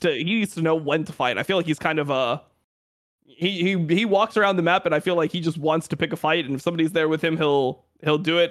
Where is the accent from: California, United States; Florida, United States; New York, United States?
Florida, United States; I'm, I'm from Florida